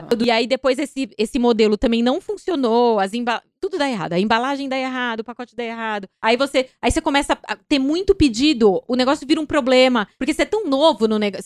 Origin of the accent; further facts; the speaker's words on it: Mato Grosso do Sul, Brazil; moved away as an adult; now in São Paulo, Brazil; eu nasci em São Paulo, mas eu fui bem cedo pro Mato Grosso do Sul, né, onde meu pai, de onde meu pai veio. E aí fiquei lá, vim para São Paulo de novo com 19 anos.